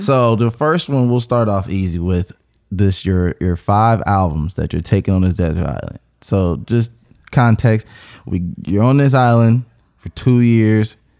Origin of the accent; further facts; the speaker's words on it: Cincinnati, Ohio, United States; I'm from Cincinnati, Ohio.